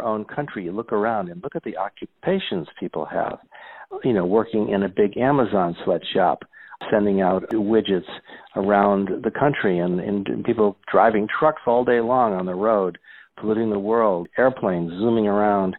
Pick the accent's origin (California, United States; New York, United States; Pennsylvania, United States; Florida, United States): Pennsylvania, United States; Scranton; I grew up in Scranton, Pennsylvania